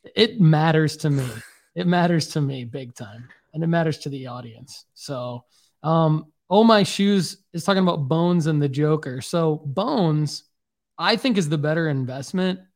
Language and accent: English; Michigan, United States; now in Tennessee, United States; they know I'm from Michigan